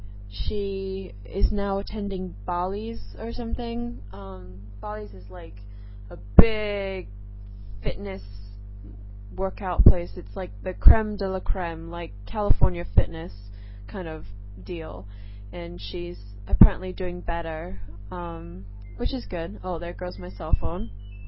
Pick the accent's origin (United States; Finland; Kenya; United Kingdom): United Kingdom; England; now in Singapore; Anyways, basically, I live in Singapore. I am originally from England, but I totally don't sound British. I know I don't have that cute English accent that, you know, I once did.